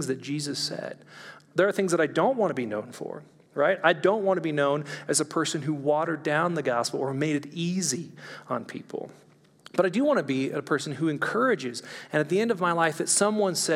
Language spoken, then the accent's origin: English; California, United States; moved away; also born or lived in Orange County; I'm from California